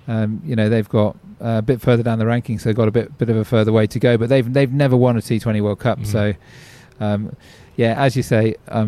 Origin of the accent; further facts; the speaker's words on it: England, United Kingdom; now in Australia; you can probably tell from my accent that I'm from England originally.